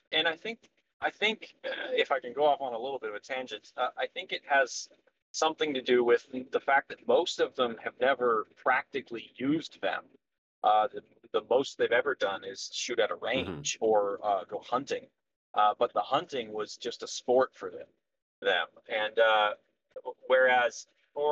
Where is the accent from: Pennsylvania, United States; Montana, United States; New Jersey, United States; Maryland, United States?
Montana, United States; I was very, very much raised in it. My family has been rural workers all the way back into antiquity. And I'm from Montana